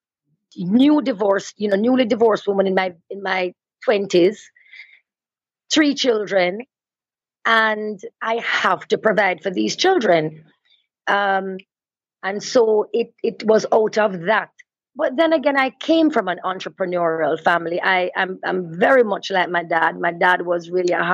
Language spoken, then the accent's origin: English; Linstead, Saint Catherine, Jamaica; also born or lived in Kingston, Jamaica; I was born in Kingston and my family moved to a farm in Linstead, St. Catherine, which is rural Jamaica, when I was maybe about 7 years old. And so I sort of shared both worlds, both rural Jamaica and the city life, because I went to school in the city